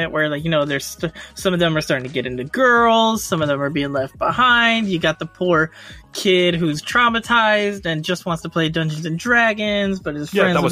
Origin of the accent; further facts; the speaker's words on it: United States; I'm American